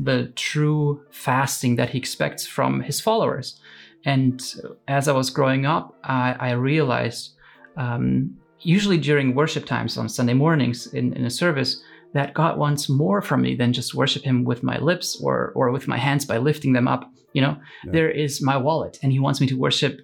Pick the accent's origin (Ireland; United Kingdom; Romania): Romania; moved away; I was born in Romania in the same town we're living in right now